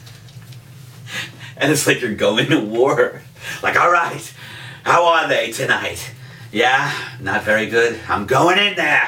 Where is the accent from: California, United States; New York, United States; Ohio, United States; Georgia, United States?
New York, United States; New York City; also born or lived in Staten Island; I was born in Brooklyn, then we moved to Staten Island because my dad thought that was the country